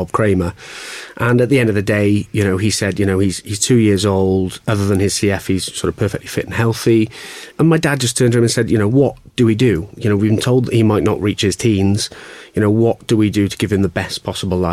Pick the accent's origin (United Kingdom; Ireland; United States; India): United Kingdom; Welsh, Wales; being Welsh